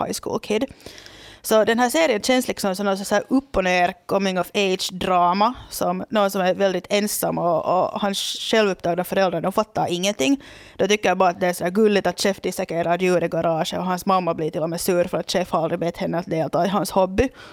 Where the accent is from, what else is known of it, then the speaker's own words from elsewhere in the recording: Loviisa, Uusimaa, Finland; moved away as an adult; now in Porvoo, Finland; det är då min hemby